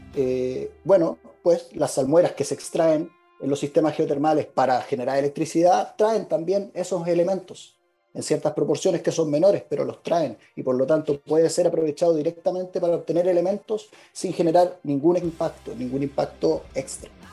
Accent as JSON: {"language": "Spanish", "town": "Copiapó", "region": "Atacama", "country": "Chile", "said": "Yo soy de Copiapó y actualmente vivo en la región de Atacama"}